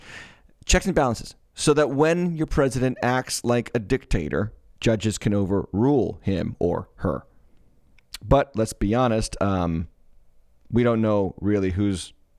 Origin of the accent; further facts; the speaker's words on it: Massachusetts, United States; I didn't grow up in Ludlow, but Ludlow was about two towns over.